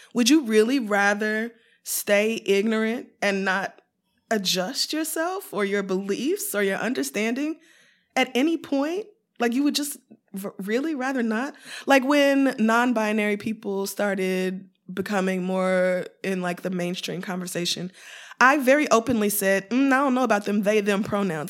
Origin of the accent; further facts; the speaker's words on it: Oklahoma, United States; also born or lived in Louisiana; now in New York, United States; raised in Oklahoma, in a very conservative Christian home